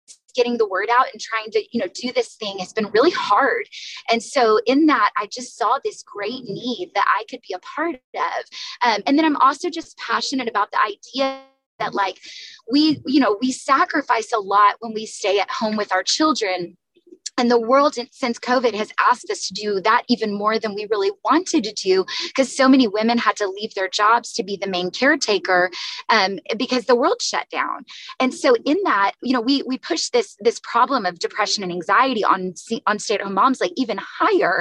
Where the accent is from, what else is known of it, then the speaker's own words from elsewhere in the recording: Texas, United States; now in San Diego, United States; I'm from the South. And so in Texas